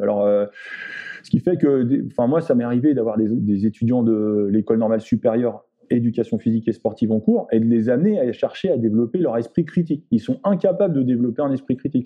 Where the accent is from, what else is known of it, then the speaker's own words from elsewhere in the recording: France; nous en tant que Français ou nous en tant qu'Européens